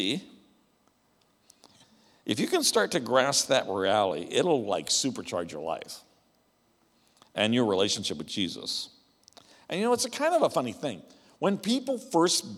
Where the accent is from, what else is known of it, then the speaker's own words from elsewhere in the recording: the American West, United States; I grew up in the American West, where the ranchers were